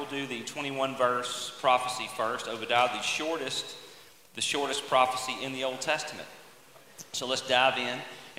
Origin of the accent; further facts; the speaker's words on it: Mississippi Delta, United States; We grew up in the Mississippi Delta. We grew up in an oxbow lake